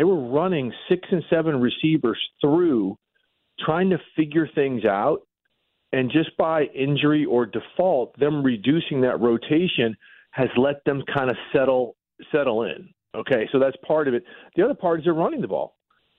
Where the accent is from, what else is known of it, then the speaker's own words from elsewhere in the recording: St. Louis, Missouri, United States; also born or lived in Minneapolis, Minnesota; I was born in Minneapolis. That's where I spent the first 9 years of my life. But from that point on, from third grade all the way through high school, I was in St. Louis, a Parkway South alumni